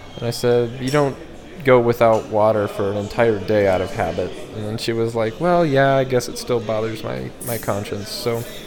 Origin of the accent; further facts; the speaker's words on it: Colorado, United States; moved away; I was from Colorado